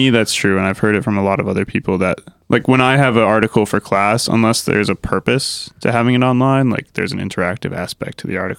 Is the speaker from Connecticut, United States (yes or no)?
yes; Connecticut, United States; We're from Connecticut